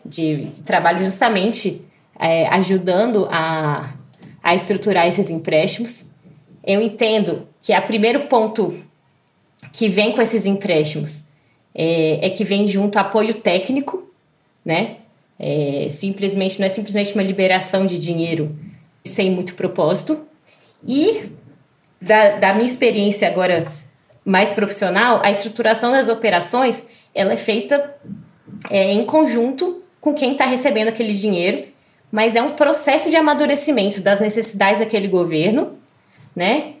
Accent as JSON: {"language": "Portuguese", "town": "Brasília", "region": "Federal District", "country": "Brazil", "said": "E eu que sou de Brasília, né, que venho daqui"}